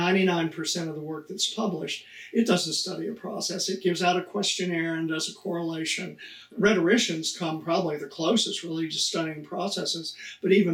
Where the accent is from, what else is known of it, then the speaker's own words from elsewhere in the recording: Amarillo, Texas, United States; moved away as an adult; also born or lived in Michigan / Wisconsin / Illinois; I was born in Amarillo, Texas, very flat, lots of cowboys. I grew up fishing and hunting.